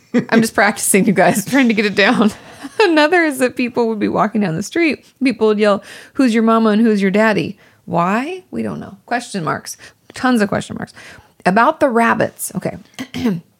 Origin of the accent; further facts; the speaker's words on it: Washington, United States; also born or lived in Malibu; now in Los Angeles, United States; growing up in Washington State